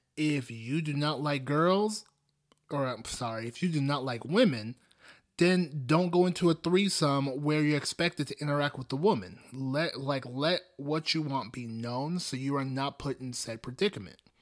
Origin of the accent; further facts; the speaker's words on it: Nigeria; I come from Nigeria. Specifically, I'm Igbo.